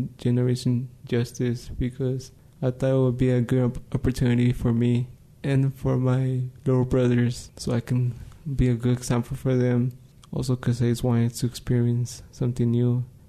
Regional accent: California, United States; also born or lived in Mexico; now in New Mexico, United States; I was born in Mexico. I'm 16, almost turning 17. I go to Health Leadership High School. Grew up in California, came to New Mexico, and stay here.

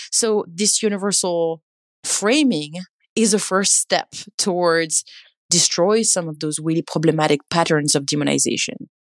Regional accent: France; now in California, United States; I grew up in France, and I'm now based in California

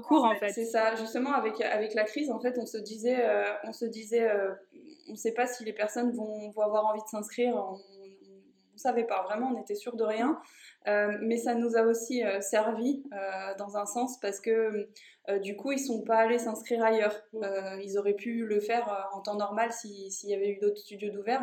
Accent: Haute-Savoie, Auvergne-Rhône-Alpes, France; moved away; je viens de Haute-Savoie

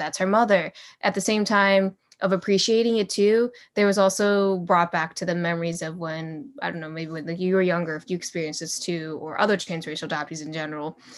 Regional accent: United States; grew up in the U S, so, yeah, technically, I'm not really, I'm American.

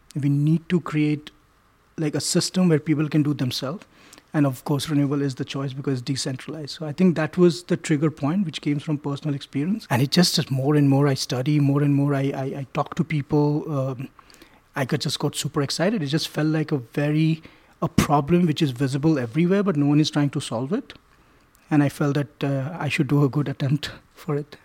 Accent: New Delhi, Delhi, India; I grew up in India, in New Delhi

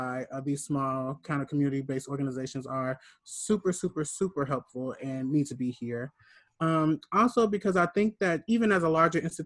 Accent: Gary, Indiana, United States; me being from Gary, Indiana

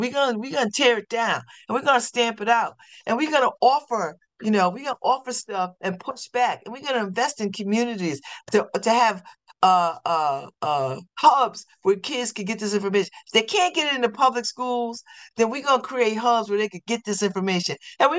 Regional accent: New Haven, Connecticut, United States; I've been saying that since I was born. I'm from New Haven.

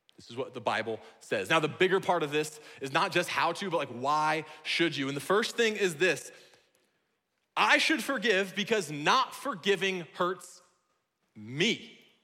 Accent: Iowa, United States; now in Washington, United States; I'm from Iowa, where what we have for swimming are called ponds

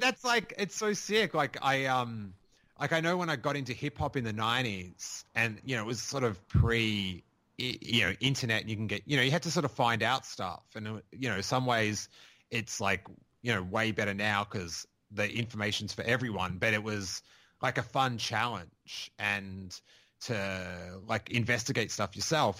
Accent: Rosebud, Victoria, Australia; I grew up in Rosebud

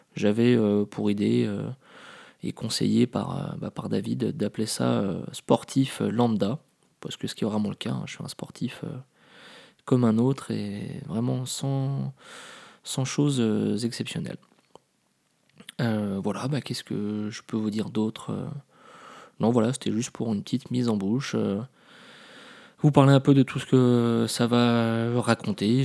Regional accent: Paris, Île-de-France, France; moved away as an adult; also born or lived in Lille; je suis parisien

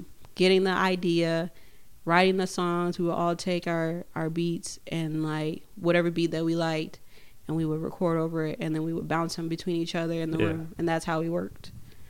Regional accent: Chicago, Illinois, United States; also born or lived in Midwest; now in Richfield, United States; And like me and Nucky, when we first got here, we were both from we came from Chicago first.

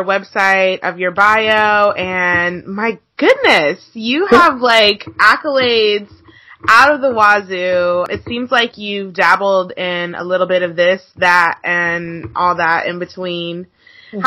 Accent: Atlanta, Georgia, United States; I'm from the South, I'm from Atlanta, so we did debutante balls and stuff like

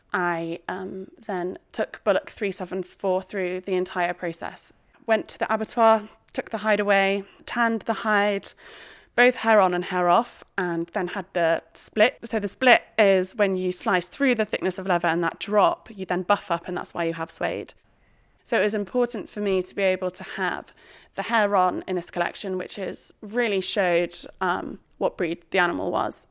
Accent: Shropshire, West Midlands, United Kingdom; I was brought up in Shropshire as part of a very farming family

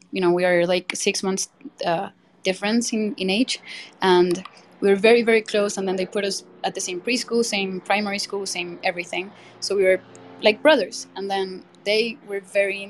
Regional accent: Bogotá, Colombia; now in Mexico City, Mexico; I'm from Colombia, born and raised.

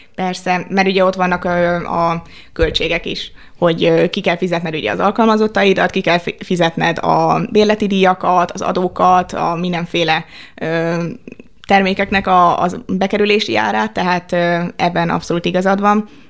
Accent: Budapest, Hungary; én budapestiként

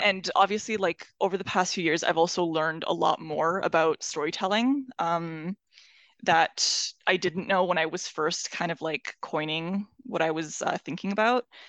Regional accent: Iran; moved away; I come from Iran

